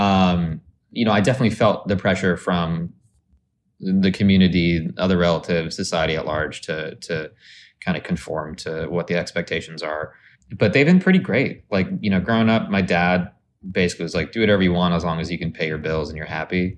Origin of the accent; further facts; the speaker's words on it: Arizona, United States; moved away; also born or lived in Dallas, Texas; I grew up in Arizona